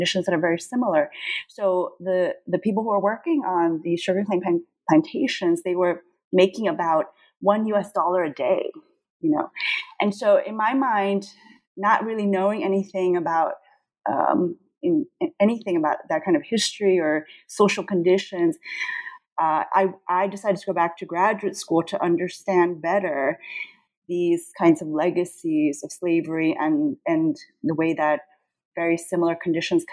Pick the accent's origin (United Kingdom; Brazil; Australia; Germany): Brazil; São Paulo; moved away; also born or lived in New York / California; I was born in Sao Paulo, Brazil